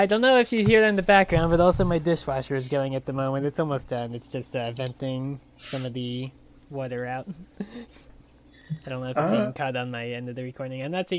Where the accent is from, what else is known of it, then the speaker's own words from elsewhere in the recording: New York, United States; also born or lived in Pennsylvania / Illinois; which was always what I had to do like growing up in New York, and then later on in like Pennsylvania and Illinois.